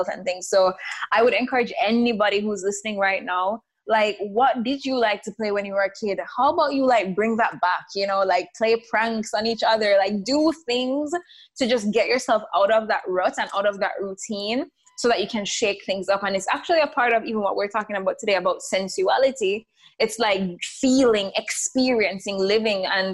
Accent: Jamaica; moved away; we grew up in the Caribbean, in Jamaica

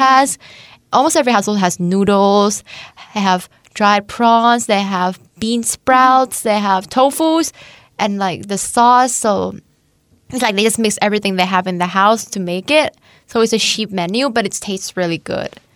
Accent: Chanthaburi, Thailand; moved away as an adult; now in Hungary; I'm from Tantaburi, which is the east, the east of Thailand

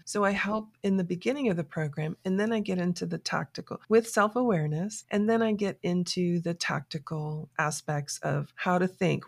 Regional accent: South Florida, United States; moved away as an adult; also born or lived in New York City; now in Atlanta, United States; I was raised in South Florida

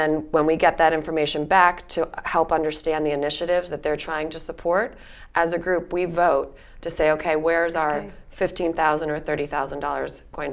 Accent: Berks County, Pennsylvania, United States; I was born and raised in Berks County

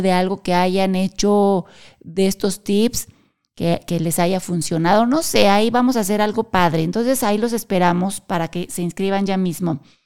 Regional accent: Querétaro, Mexico; Nosotros somos de México y específicamente de la ciudad de Querétaro

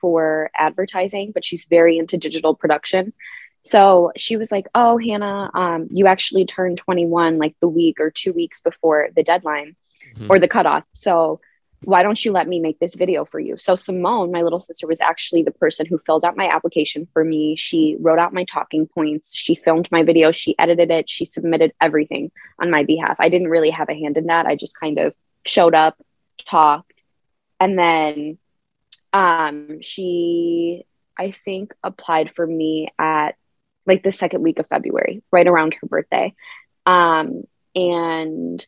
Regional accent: Naperville, Illinois, United States; my hometown of Naperville, and we were at my childhood dance studio

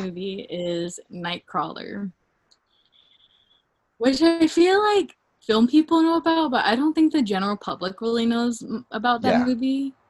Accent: the South, United States; I grew up in the South, Liv.

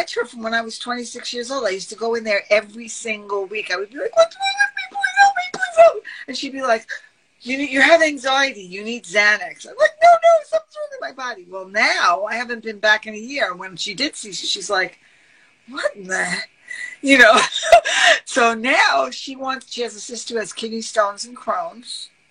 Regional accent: New York City, New York, United States; I'm from Brooklyn.

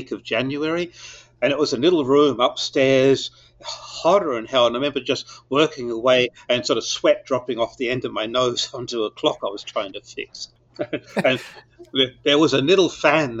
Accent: Perth, Western Australia, Australia; I was born in Perth in Western Australia, 1949, which was not only last century, it was last millennium. and Perth was definitely stuck in last millennium. And I've went to school there

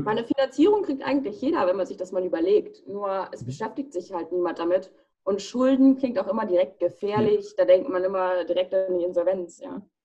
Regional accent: United States; Ich bin in den USA geboren, ich bin 20 Jahre alt.

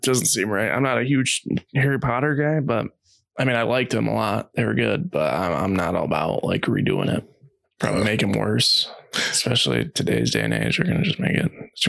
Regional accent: Canada

